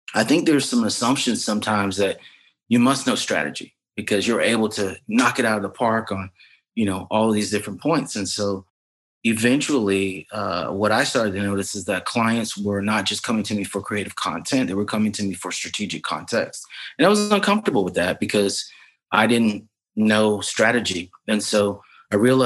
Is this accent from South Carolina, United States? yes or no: yes; Lexington, South Carolina, United States; moved away as an adult; also born or lived in Hampton, Virginia; now in Brooklyn, United States; I was born and raised in Lexington, South Carolina, a very small town right outside of Columbia, South Carolina